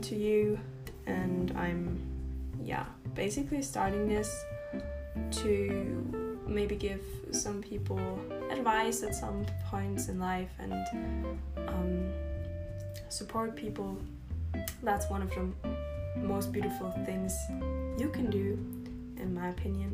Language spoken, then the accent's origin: English; Austria; first language German; English is a second language; I'm from Austria, and no, I'm not from Australia